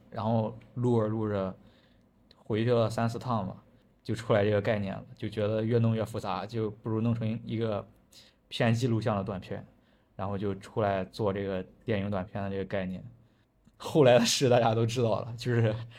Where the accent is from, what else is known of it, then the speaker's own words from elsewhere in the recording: Jinan, Shandong, China; 我老家是落口的